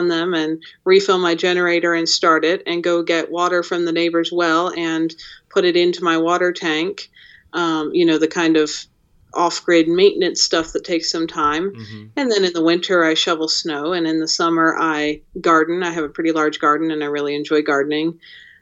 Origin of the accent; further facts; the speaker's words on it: Pennsylvania, United States; now in Jackson Hole, United States; I grew up in Pennsylvania